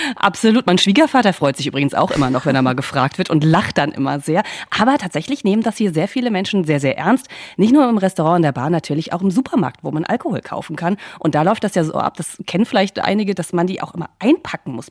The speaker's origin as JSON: {"language": "German", "country": "Germany", "tie": "born or raised there", "moved": "yes", "lives_now": "United States", "said": "mit Deutschland vergleiche, ähm, auch wo ich aufgewachsen bin"}